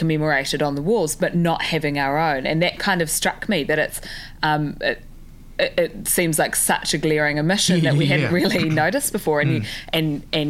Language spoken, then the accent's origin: English; New Zealand; growing up and being a Kiwi kid